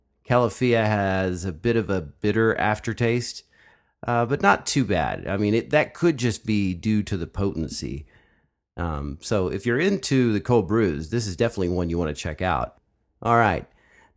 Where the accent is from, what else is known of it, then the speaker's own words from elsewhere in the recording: Jonesboro, Arkansas, United States; now in Round Rock, United States; from Jonesboro, Arkansas.